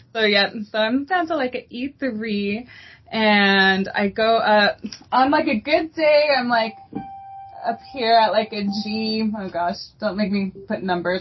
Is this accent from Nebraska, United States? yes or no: no; El Paso, Texas, United States; now in Dallas, United States; I'm originally from El Paso, Texas. That is home